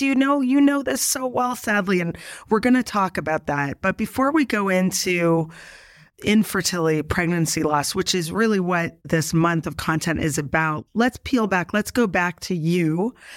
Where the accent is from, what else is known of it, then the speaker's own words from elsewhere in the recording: Canada; now in New York, United States; I'm originally from Canada